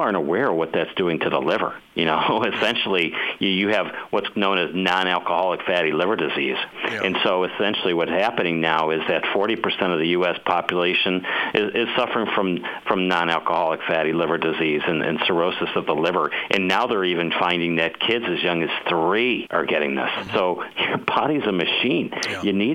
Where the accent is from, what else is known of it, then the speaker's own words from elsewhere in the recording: Cleveland, Ohio, United States; I grew up in Cleveland, Ohio.